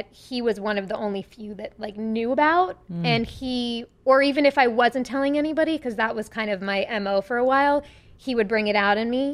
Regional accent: Long Island, New York, United States; accent: Long Island; growing up in Long Island, I performed like Annie 800 times

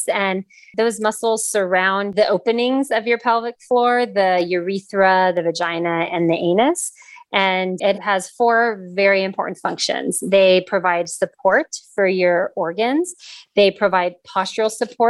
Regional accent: Los Angeles, California, United States; moved away as an adult; also born or lived in San Diego / North Carolina; I am actually born and raised in Los Angeles

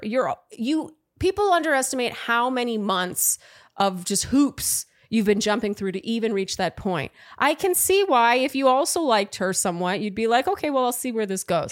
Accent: Canada; now in New York, United States; I'm from Canada. I live in New

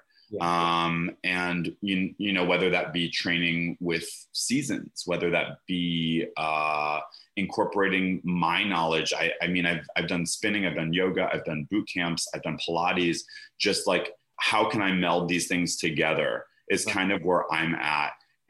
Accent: Connecticut, United States; now in Los Angeles, United States; I'm from Connecticut. Trust me. There's a reason I moved out.

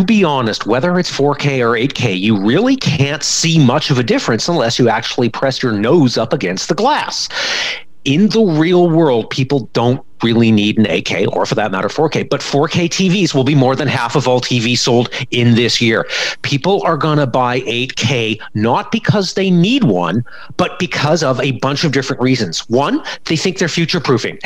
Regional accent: Canada; As a Canadian and as a Canadian parent

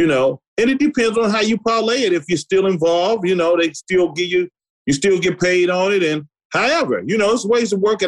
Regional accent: the Bay Area, California, United States; I'm just from the Bay Area

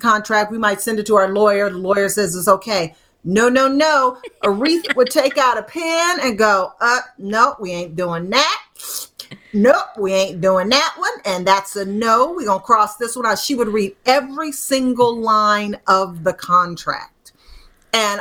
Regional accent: Detroit, Michigan, United States; my hometown of Detroit

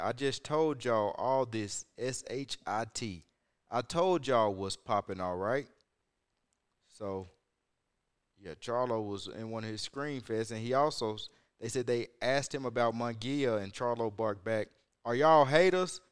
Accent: Huntsville, Alabama, United States; I'm from the top of the bottom. North Alabama. Near Huntsville, Alabama, that is.

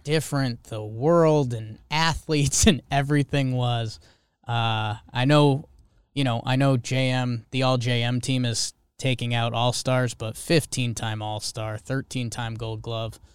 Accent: Connecticut, United States; I'm from Connecticut

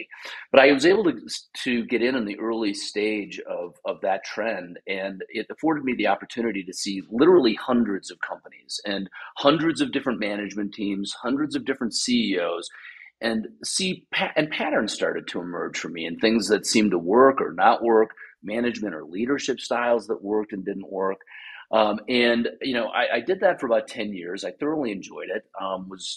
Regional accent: Wisconsin, United States; I grew up in Wisconsin.

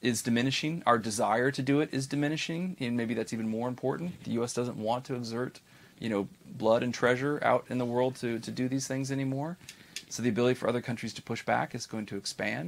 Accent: United States; as an American

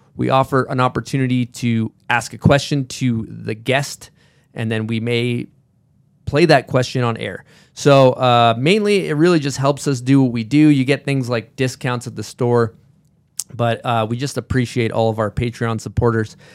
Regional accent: Massachusetts, United States; I'm from Massachusetts

